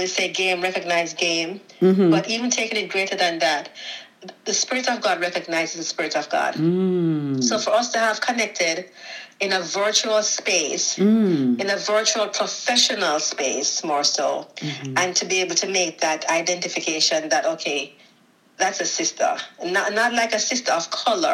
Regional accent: Jamaica; moved away as an adult; now in United States; I'm Jamaican. I was born in Jamaica

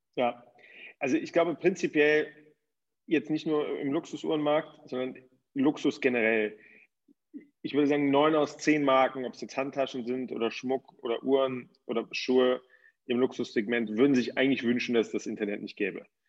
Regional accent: Cologne, North Rhine-Westphalia, Germany; moved away as an adult; now in Switzerland; Ich komme ursprünglich aus Köln und ähm, lebe in der Schweiz mittlerweile

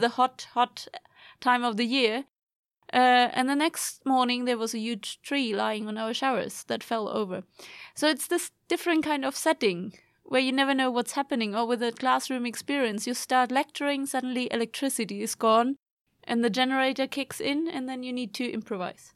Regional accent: Germany; now in Sweden; I'm from Germany, but also, I mean, going, living here in Sweden

